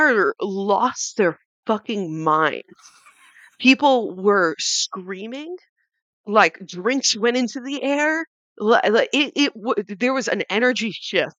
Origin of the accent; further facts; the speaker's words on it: New York, United States; born in the city, raised in the suburbs, back in the city